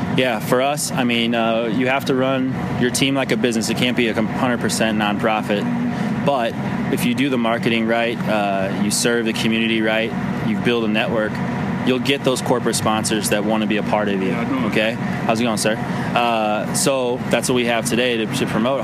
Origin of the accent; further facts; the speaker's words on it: St. Louis, Missouri, United States; I grew up playing right here in the St. Louis Latin League